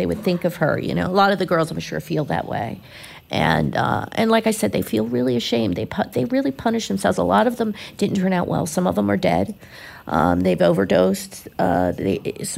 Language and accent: English; Philadelphia, Pennsylvania, United States; now in Florida, United States; I grew up in Philly